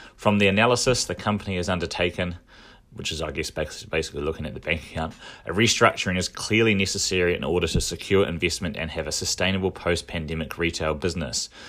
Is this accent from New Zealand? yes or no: yes; Dunedin, Otago, New Zealand; now in Auckland, New Zealand; when I was growing up in Dunedin